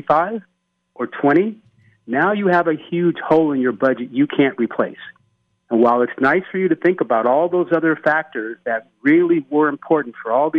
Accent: Oakland, California, United States; I grew up in Oakland

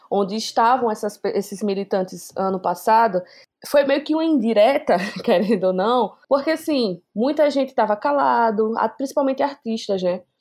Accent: Alagoas, Brazil; sou alagoana

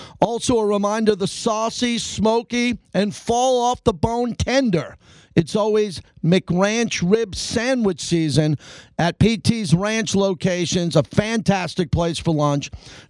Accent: New York, United States; now in Las Vegas, United States; I was back in New York in my hometown where I grew up.

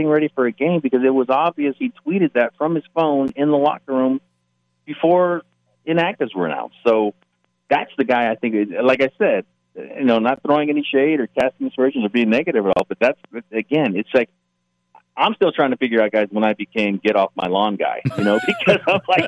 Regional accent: Barstow, California, United States; I'm from Barstow

